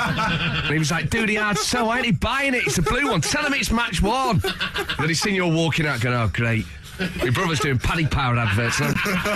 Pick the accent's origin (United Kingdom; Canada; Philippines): United Kingdom; England; We're from England, mate